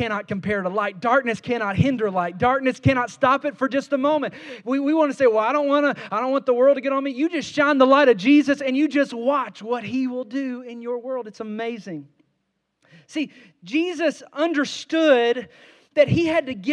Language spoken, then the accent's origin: English; Kentucky, United States; I grew up around Mammoth Cave, a couple hours away from Mammoth Cave in Kentucky